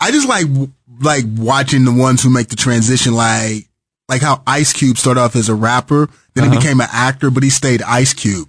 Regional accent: Kansas City, Missouri, United States; born or raised there

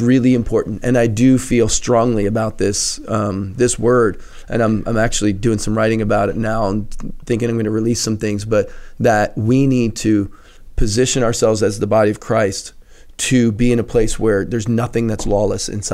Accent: Philadelphia, Pennsylvania, United States; moved away as an adult; also born or lived in New England; now in Connecticut, United States; I'm a Philly boy

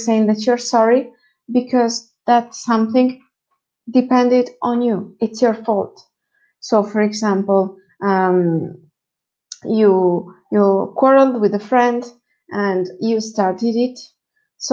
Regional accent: Italy; first language Italian; English is a second language; I'm also an Italian native speaker

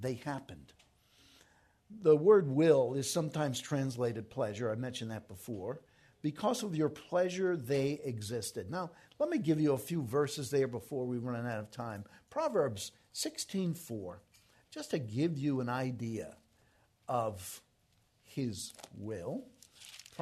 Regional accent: New York, United States; moved away; I'm from New York

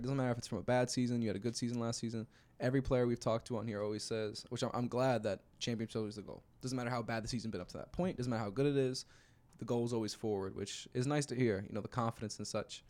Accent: Philadelphia, Pennsylvania, United States; I'm from Philly

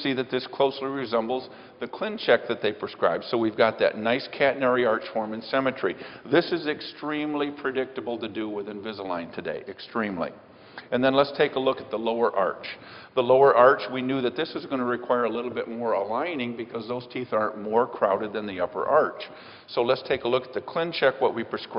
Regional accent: Michigan, United States; I'm from Michigan

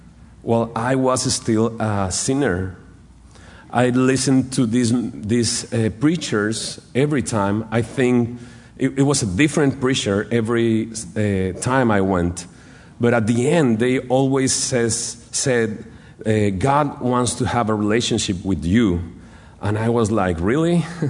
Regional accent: Monterrey, Nuevo León, Mexico; So I start going to church in Monterrey. I'm from Monterrey, Nuevo León in Mexico.

